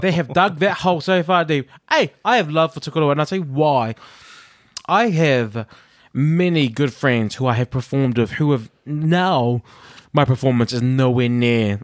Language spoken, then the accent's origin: English; Auckland, New Zealand; now in Liverpool, United Kingdom; if I did my hometown, it would be South Auckland